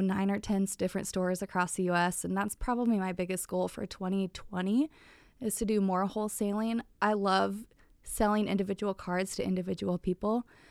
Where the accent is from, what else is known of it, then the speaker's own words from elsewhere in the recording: Springfield, Nebraska, United States; now in Iowa, United States; I grew up in Springfield, Nebraska. It's a small town right outside of Omaha.